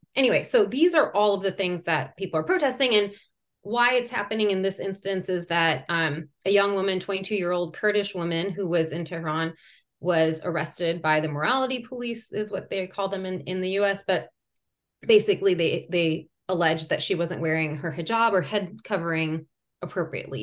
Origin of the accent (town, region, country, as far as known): United States; born or raised there; first language Persian; English is a second language; also born or lived in Iran